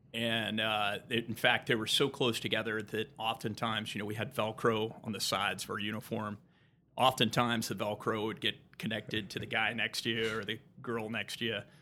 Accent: Tampa, Florida, United States; I was born in Tampa, Florida

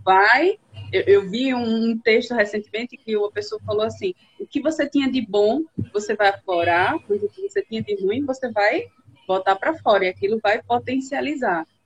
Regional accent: Coruripe, Alagoas, Brazil; also born or lived in São Miguel dos Campos / São Paulo; morei a maior parte do tempo em Coruripe, já morei em São Paulo também

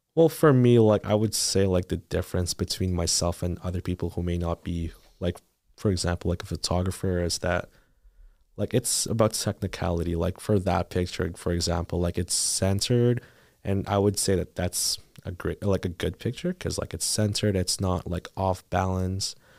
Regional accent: Philippines; now in Thunder Bay, Canada; I moved from the Philippines

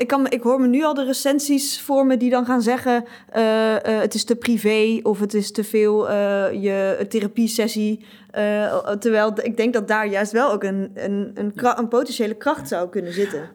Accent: Twente, Overijssel, Netherlands; now in Amsterdam, Netherlands; ik kom uit Twente

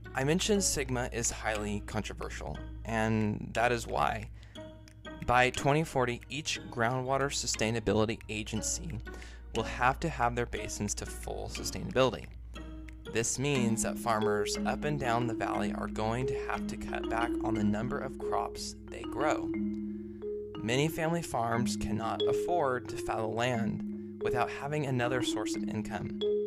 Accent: Bakersfield, California, United States; my hometown of Bakersfield

